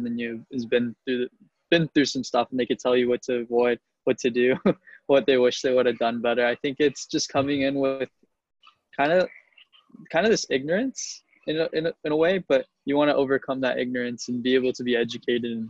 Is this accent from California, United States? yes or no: yes; Chula Vista, California, United States; Grew up in Chula Vista, California. For those that don't know, that's Southern San Diego.